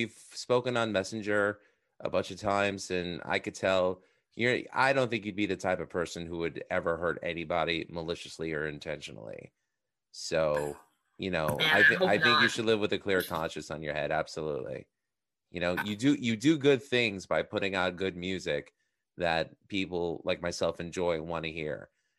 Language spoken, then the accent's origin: English; Queens, New York, United States; I'm from Queens, so, you know, that becomes very commonplace.